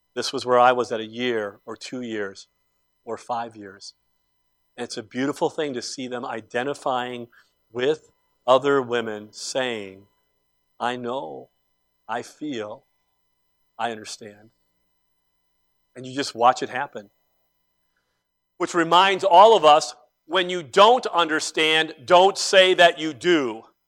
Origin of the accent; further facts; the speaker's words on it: Cleveland, Ohio, United States; growing up in Cleveland